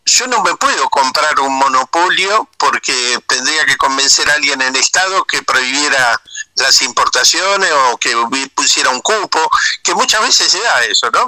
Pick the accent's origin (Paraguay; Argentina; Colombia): Argentina